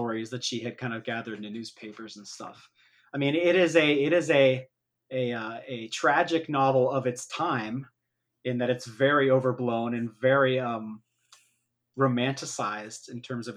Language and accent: English; Ohio, United States; now in Toronto, Canada; I'm only about a 5-hour drive from my hometown in Ohio, from Toronto